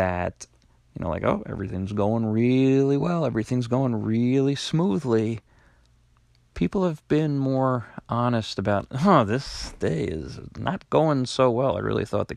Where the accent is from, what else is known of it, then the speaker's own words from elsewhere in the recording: Long Island, New York, United States; I actually lived on Long Island, was born and raised on Long Island. I still work there